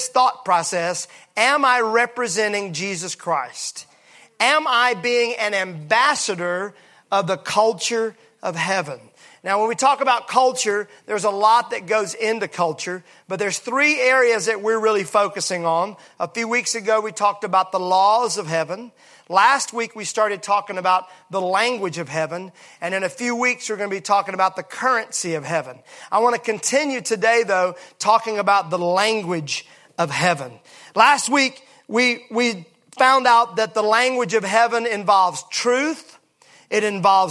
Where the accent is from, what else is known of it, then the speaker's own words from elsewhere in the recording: Mississippi, United States; I'm from Mississippi.